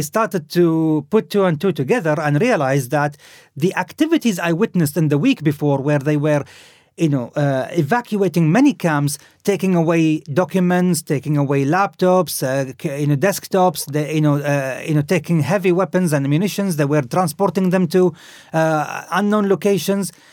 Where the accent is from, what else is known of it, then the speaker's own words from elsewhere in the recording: Khobar, Eastern Province, Saudi Arabia; moved away; I grew up in Saudi Arabia. My mother was Lebanese